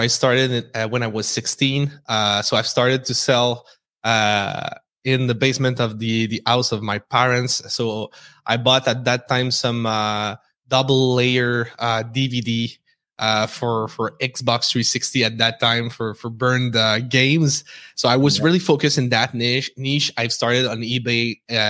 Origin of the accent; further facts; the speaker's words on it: Quebec City, Quebec, Canada; accent: French; English is a second language; We're based in Quebec City, as you can tell with my accent.